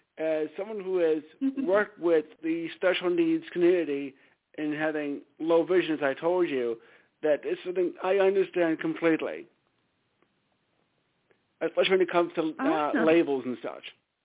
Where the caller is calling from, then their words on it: Stamford, Connecticut, United States; …, Stamford, Connecticut.